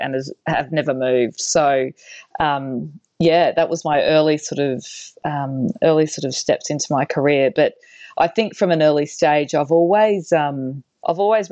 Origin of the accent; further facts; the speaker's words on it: Cairns, Queensland, Australia; also born or lived in Brisbane / Sydney; I grew up in Cairns in northern Queensland in Australia, and only moved to Brisbane when I was about 15